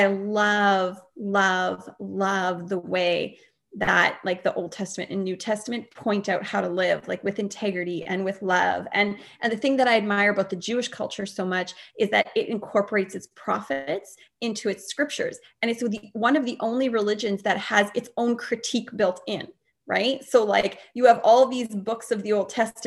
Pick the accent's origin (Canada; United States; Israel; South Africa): Canada; I'm not American, I'm Canadian